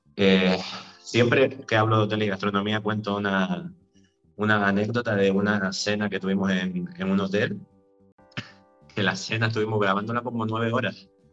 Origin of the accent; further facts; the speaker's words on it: Vega de San Mateo, Canary Islands, Spain; Yo soy, soy de San Mateo, nací en San Mateo